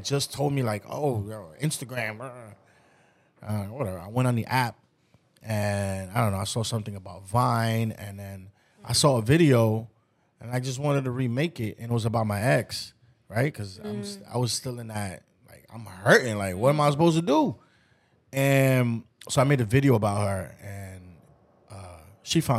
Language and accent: English; New York City, New York, United States; I'm from New York. I grew up in the Bronx